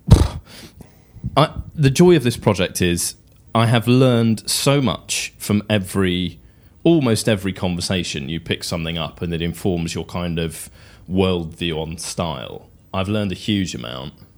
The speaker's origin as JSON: {"language": "English", "region": "England", "country": "United Kingdom", "said": "as an Englishman and as quite a tweedy Englishman"}